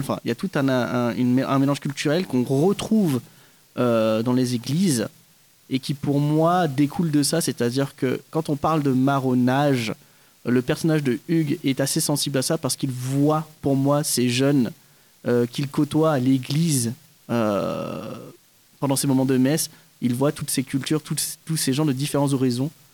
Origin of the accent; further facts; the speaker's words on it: Kourou, French Guiana; now in Montpellier, France; je suis d'origine philippine, mais j'ai grandi, enfin je suis né et j'ai grandi en Guyane française, à Kourou